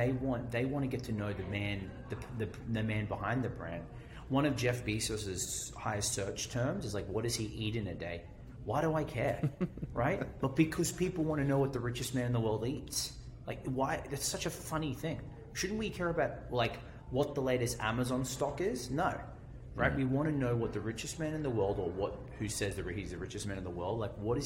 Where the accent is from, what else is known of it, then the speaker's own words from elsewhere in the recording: Australia; accent: Australian; I think of, or Australian, right? It's my accent